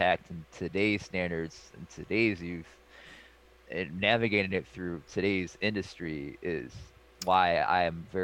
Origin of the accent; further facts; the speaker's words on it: Cleveland, Ohio, United States; moved away; also born or lived in California; I'm born and raised in Cleveland